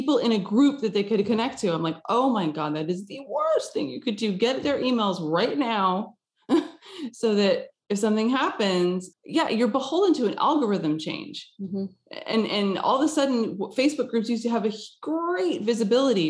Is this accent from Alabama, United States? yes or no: no; Texas, United States; now in Los Angeles, United States; I grew up in Texas and I live in Los Angeles.